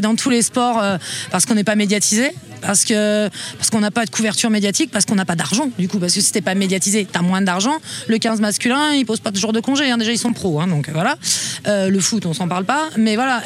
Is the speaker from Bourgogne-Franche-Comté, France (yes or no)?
yes; Montceau-les-Mines, Bourgogne-Franche-Comté, France; moi je suis de Monceau